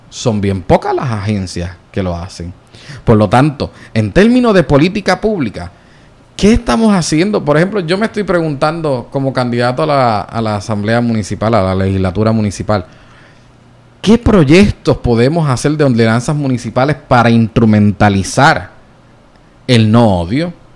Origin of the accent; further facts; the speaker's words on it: Puerto Rico; accent: jíbaro; porque yo soy boricua